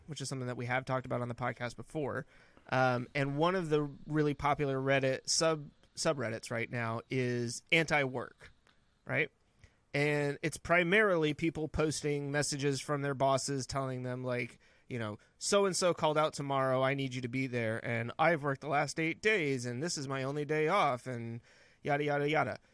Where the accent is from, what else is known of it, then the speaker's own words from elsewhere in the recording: Northern California, United States; now in North Carolina, United States; growing up in Northern California